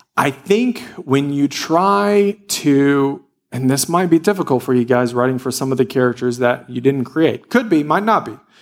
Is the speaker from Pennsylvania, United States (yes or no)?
no; Louisiana, United States; I grew up in Louisiana, and every day we played in the woods